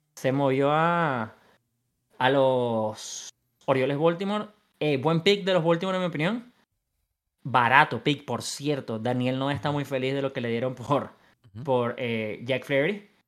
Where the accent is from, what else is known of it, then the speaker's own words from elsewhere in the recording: Venezuela; soy venezolano y quiero el mío en Venezuela